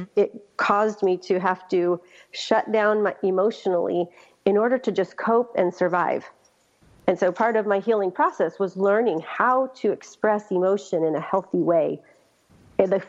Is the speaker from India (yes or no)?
no; Colonia LeBaron, Chihuahua, Mexico; I was born in Mexico as well, in the colony that was founded by a great-great-grandfather